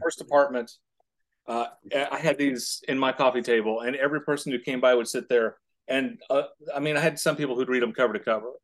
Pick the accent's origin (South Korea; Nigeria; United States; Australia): United States; Indiana; I'm from Indiana